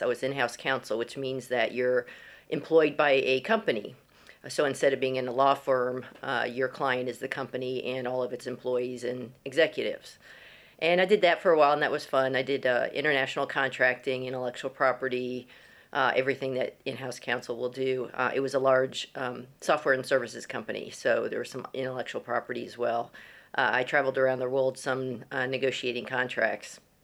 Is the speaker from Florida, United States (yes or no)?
yes; Florida, United States; moved away as an adult; also born or lived in Texas; now in Guildford, United Kingdom; I grew up in Florida